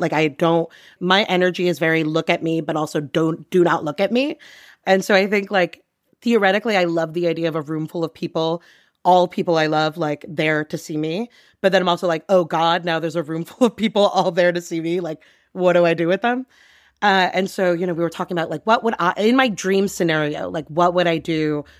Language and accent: English; Long Island, New York, United States; moved away as an adult; now in New York City, United States; I grew up on Long Island